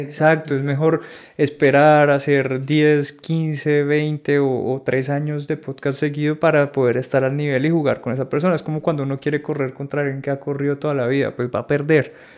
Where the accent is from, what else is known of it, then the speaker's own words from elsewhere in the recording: San Andrés and Providencia, Colombia; moved away; also born or lived in Bogotá; yo soy de San Andrés Islas